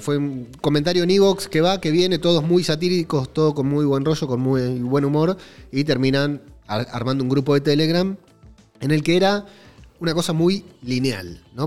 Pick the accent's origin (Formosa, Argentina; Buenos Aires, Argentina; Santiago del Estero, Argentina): Buenos Aires, Argentina; accent: porteño; moved away as an adult; now in Madrid, Spain; Hablo como argentino, hablo como un porteño de mierda